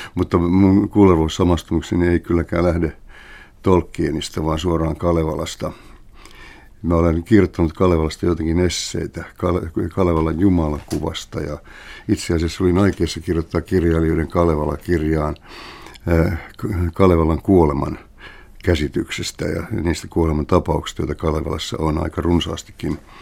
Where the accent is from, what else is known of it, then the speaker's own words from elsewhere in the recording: Helsinki, Uusimaa, Finland; kotikulmillani Kalliossa. Mulla oli jonkinnäköinen napanuora kotiini